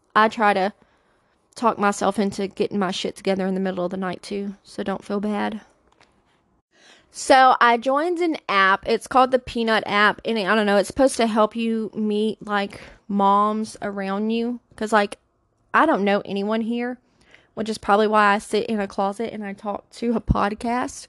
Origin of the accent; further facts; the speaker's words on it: Louisiana, United States; now in Pennsylvania, United States; I'm from Louisiana